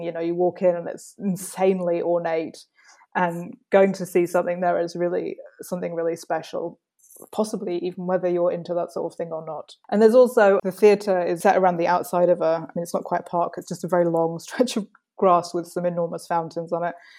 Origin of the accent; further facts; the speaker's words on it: London, United Kingdom; moved away as an adult; also born or lived in Wiesbaden, Germany; now in Rheinhessen, Germany; I'm from London in the UK originally, and I moved to Wiesbaden in 2010.